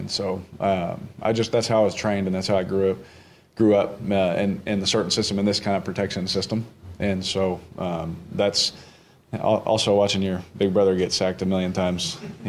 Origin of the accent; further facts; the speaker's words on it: Houston, Texas, United States; now in New Orleans, United States; And that's what I'm used to. Growing up in Houston, that's what I was used to.